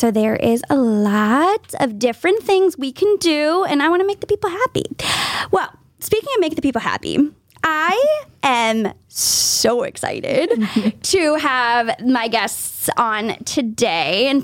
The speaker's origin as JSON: {"language": "English", "area": "South Shore", "region": "Massachusetts", "country": "United States", "said": "I'm a South Shore girl"}